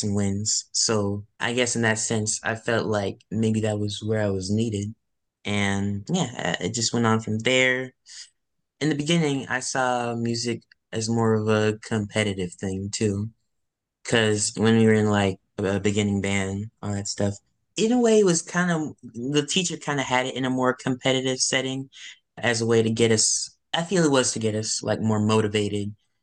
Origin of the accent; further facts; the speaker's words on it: Canton, Mississippi, United States; now in Burbank, United States; I'm currently based in Burbank, California, but I'm originally from Canton, Mississippi